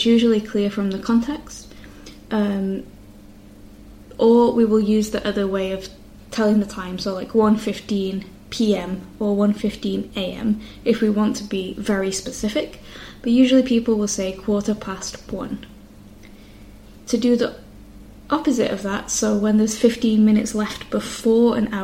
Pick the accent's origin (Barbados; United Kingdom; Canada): United Kingdom; the north of England; accent: northern English; my accent being from the north of England